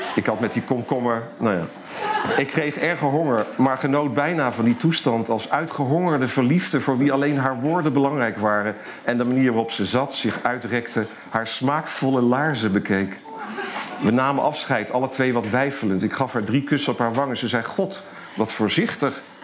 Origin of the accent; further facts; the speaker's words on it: Eindhoven, North Brabant, Netherlands; moved away as an adult; also born or lived in Amsterdam; in Eindhoven, waar ik geboren ben, waar ik bij mijn ouders nog woonde